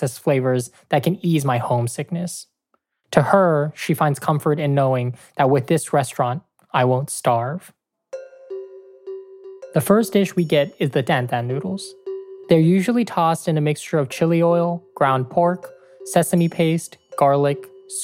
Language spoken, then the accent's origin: English; Oakland, California, United States; moved away as an adult; also born or lived in San Francisco; now in Iowa City, United States; I didn't even have this kind of hookup in Oakland, and I grew up there